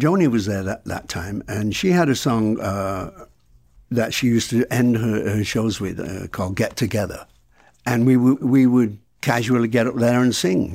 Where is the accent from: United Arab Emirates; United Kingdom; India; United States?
United Kingdom; Salford, North West England; also born or lived in Blackpool; I was born in Blackpool. I lived, I lived in a s, uh, in Salford, which is a, one of the slums of England, which is a suburb of Manchester